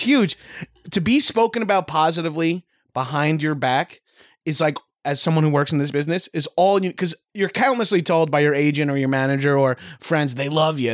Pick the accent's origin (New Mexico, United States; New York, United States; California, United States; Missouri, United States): New York, United States; Long Island; accent: Long Island; now in Los Angeles, United States; I'm Long Island trash